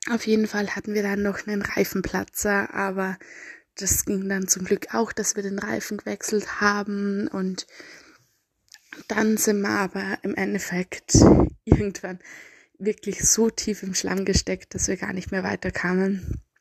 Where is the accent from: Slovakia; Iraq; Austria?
Austria; accent: Austrian; Ich bemühe mich sehr, mich ein bisschen der Standardsprache anzunähern, aber ich schätze, mein österreichischer Dialekt kommt meistens durch.